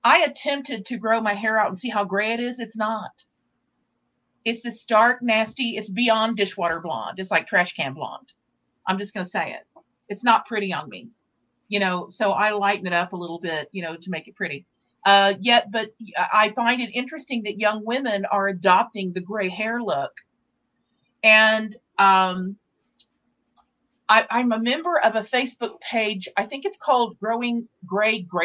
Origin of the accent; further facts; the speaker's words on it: Texas, United States; now in Santa Fe, United States; I'm from Texas